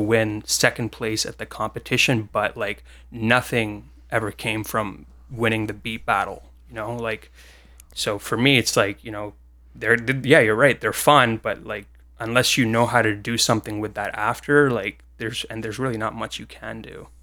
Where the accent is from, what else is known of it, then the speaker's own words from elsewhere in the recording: Canada; I'm from Canada